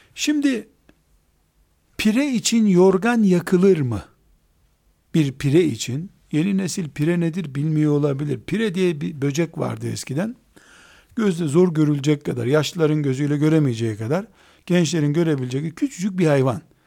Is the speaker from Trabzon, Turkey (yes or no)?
yes; Trabzon, Turkey; Ben de Trabzonluyum